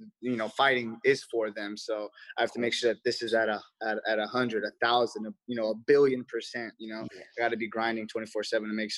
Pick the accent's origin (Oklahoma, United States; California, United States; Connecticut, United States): California, United States; Los Angeles; I'm from Reseda, California, and that's where the Karate Kid is